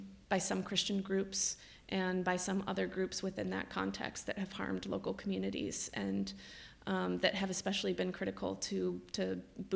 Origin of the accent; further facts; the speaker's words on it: United States; as an American